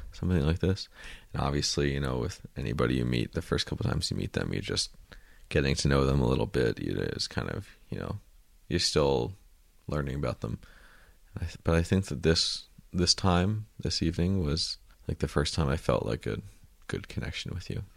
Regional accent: United States; I'm an American

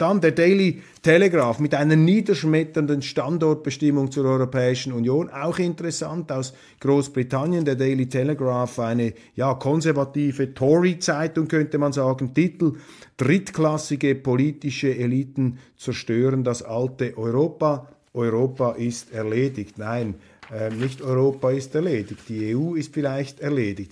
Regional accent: Switzerland; als Schweizer

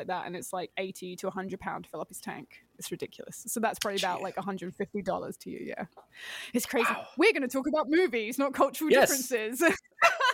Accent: England, United Kingdom; being English

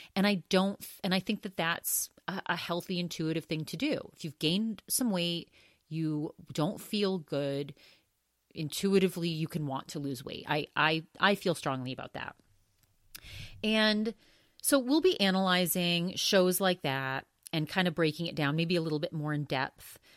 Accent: Augusta, Maine, United States; the very last restaurant that he owned where I was really little and kind of grew up in that restaurant, It was an Augusta, Maine.

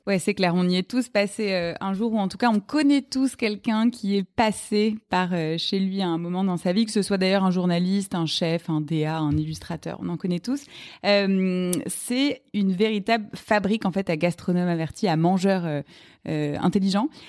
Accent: Paris, Île-de-France, France; je suis parisienne

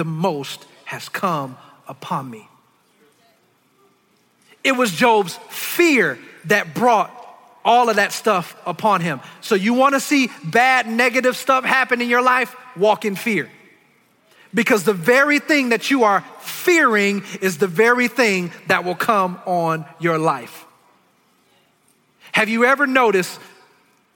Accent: Detroit, Michigan, United States; I grew up in Detroit. I'm from the hood

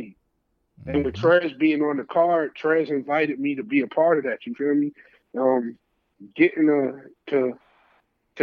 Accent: New York City, New York, United States; now in Atlanta, United States; I'm from Brooklyn

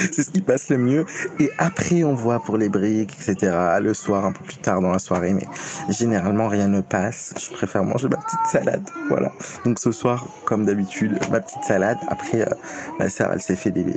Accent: Morocco; je suis marocain, je suis marocain

